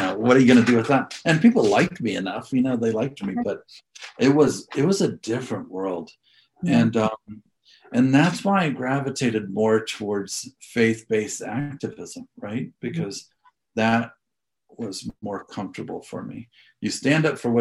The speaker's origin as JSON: {"language": "English", "town": "Galesburg", "region": "Illinois", "country": "United States", "tie": "born or raised there", "also_born_or_lived": "North Carolina / Washington, District of Columbia, United States", "moved": "as an adult", "lives_now": "Colorado Springs, United States", "said": "I grew up in Galesburg, Illinois"}